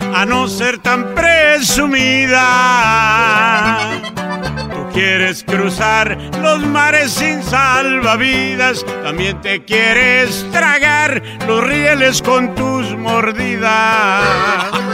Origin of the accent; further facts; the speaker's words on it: Arandas, Jalisco, Mexico; yo soy de Arandas, Jalisco